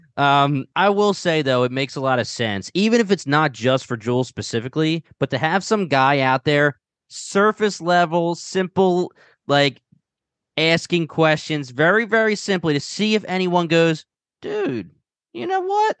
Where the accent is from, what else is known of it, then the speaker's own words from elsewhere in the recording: Delaware County, Pennsylvania, United States; accent: Delco; got my little accent